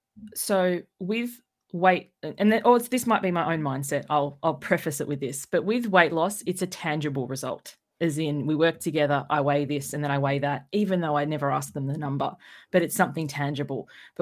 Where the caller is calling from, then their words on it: Sydney, New South Wales, Australia; I'm joining you from Sydney, Australia.